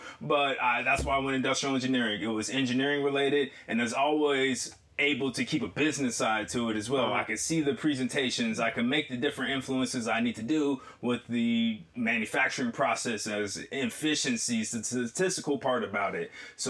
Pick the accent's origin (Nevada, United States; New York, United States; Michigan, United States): Michigan, United States; Detroit; also born or lived in Littleton, Colorado; And after we moved from Detroit, I went to Littleton, Colorado. I say Denver because most people know Denver.